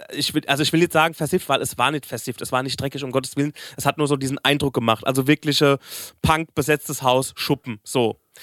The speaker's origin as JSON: {"language": "German", "town": "Aschaffenburg", "region": "Bavaria", "country": "Germany", "said": "bei uns in Aschaffenburg"}